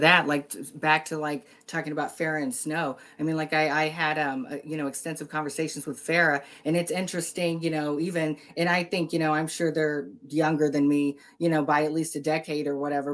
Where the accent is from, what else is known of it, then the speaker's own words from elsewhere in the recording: Texas, United States; my southern roots. You know, I come from Texas, like the Texas Tank.